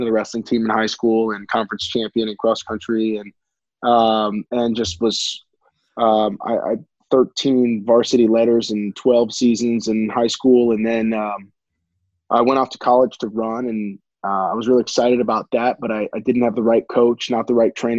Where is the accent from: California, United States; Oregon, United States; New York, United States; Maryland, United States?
Maryland, United States; Montgomery County; I grew up pretty local. I was Montgomery County, Maryland